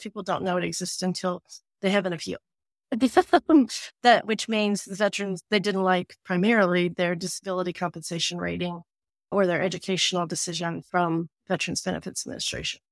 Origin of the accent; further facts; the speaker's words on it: Appalachia, United States; moved away; growing up in Appalachia